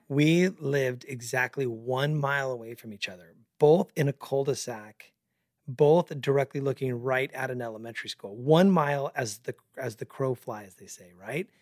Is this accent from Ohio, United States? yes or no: no; Mesa, Arizona, United States; we both born and raised in Northeast Mesa